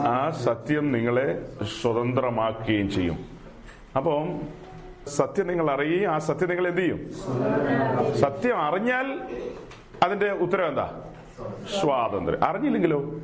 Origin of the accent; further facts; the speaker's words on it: Perumbavoor, Kerala, India; ഞങ്ങളുടെ നാട്ടിൽ പെരുമ്പാവൂരിലുള്ള